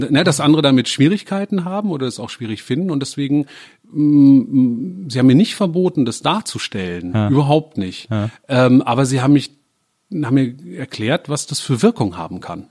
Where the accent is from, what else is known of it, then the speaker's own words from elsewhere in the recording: Germany; als Deutscher